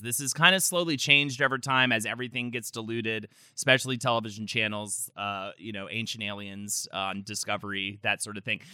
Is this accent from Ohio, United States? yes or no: no; North Carolina, United States; moved away; growing up in North Carolina